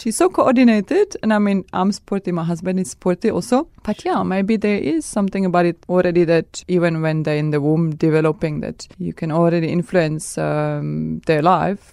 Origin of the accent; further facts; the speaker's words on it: Czechia; English is a second language; moved away; I come from Czech Republic